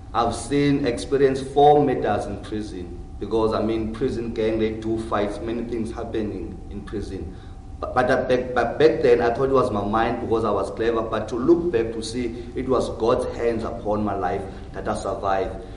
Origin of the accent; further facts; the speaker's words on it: Cape Town, Western Cape, South Africa; also born or lived in Johannesburg; I was born in Johannesburg. Yeah, but I moved when I was young in Cape Town. So almost of my life was spent inside of Cape Town.